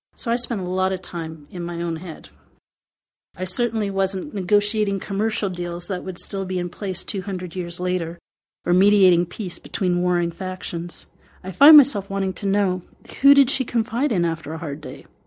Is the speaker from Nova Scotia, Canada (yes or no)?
no; Manitoba, Canada; Being Manitoban and Female.